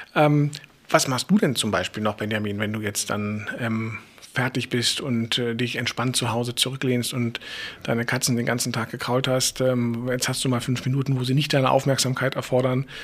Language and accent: German; Berlin, Germany; als Berliner ist man ja eh schon so drauf